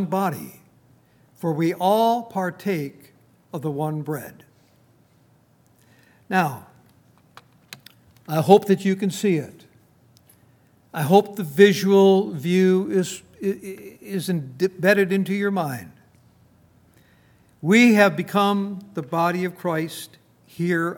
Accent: Minnesota, United States; now in Front Royal, United States; I come from Minnesota

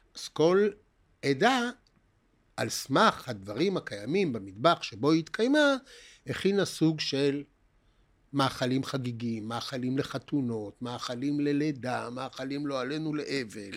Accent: Haifa, Haifa District, Israel; גדלנו בעיר התחתית בחיפה

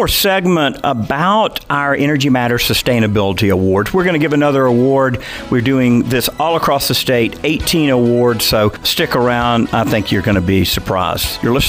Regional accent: Georgia, United States; I'm a Georgia native, so I grew up in Clayton County, and Clayton County now has a little piece of MARTA.

